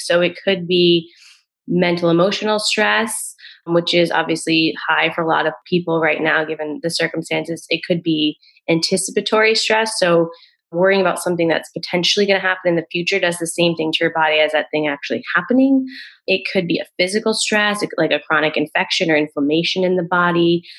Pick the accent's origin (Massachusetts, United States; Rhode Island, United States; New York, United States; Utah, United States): Rhode Island, United States; moved away; also born or lived in Boston; I grew up in Rhode Island. I was living in Boston at the time.